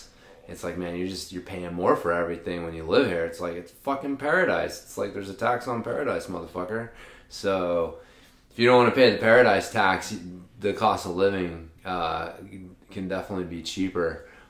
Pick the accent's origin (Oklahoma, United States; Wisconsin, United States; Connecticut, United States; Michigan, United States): Oklahoma, United States; Ardmore; moved away; also born or lived in Tyler, Texas; I was born in Ardmore, Oklahoma. So it's right between Oklahoma City and Dallas. So a little, like maybe an hour or less over the Oklahoma border.